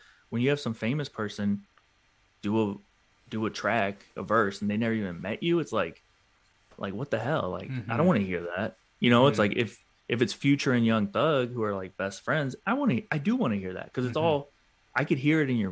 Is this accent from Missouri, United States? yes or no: yes; St. Louis, Missouri, United States; also born or lived in Atlanta; now in New York, United States; I'm from St. Louis and I'm in New York and all this stuff, and I lived in Atlanta for a little bit